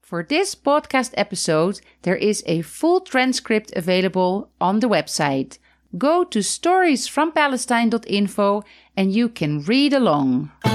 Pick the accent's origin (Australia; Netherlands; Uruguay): Netherlands; now in Palestine; I am married to a Palestinian, but I'm originally Dutch.